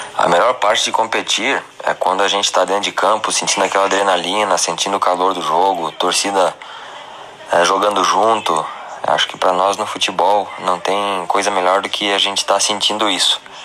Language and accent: Portuguese; Vacaria, Rio Grande do Sul, Brazil; also born or lived in Caxias do Sul; sou natural de Vacaria, Rio Grande do Sul